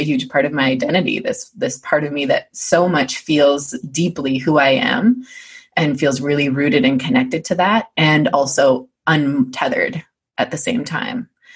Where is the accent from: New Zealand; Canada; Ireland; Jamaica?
Canada; East Coast of Canada, Atlantic Canada; I'm from the East Coast of Canada. That's a huge part of my identity.